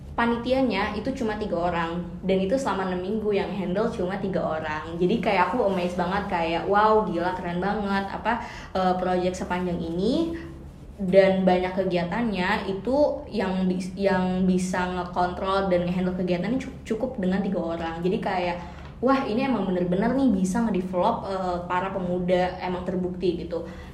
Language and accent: Indonesian; Indonesia; aku nggak sendiri dari Indonesia